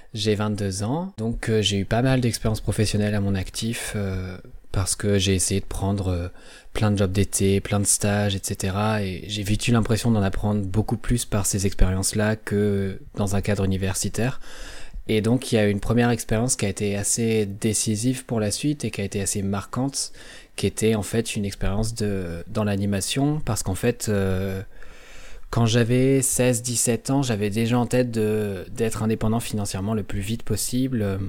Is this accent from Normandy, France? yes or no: yes; Normandy, France; par rapport à mes origines géographiques, puisque du coup je suis normand.